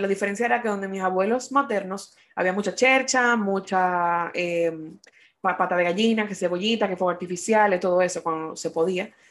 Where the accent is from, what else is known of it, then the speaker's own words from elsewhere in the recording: Dominican Republic; now in United States; nosotros como dominicanos